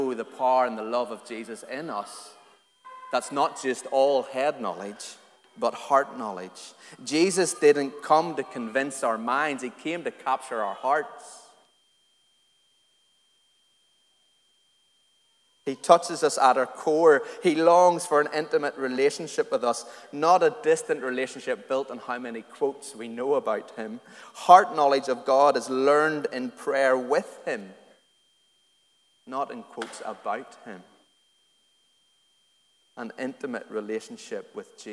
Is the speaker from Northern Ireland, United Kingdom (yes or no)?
yes; Antrim, Northern Ireland, United Kingdom; I grew up in Antrim in a real loyalist working class community in a little council estate in Antrim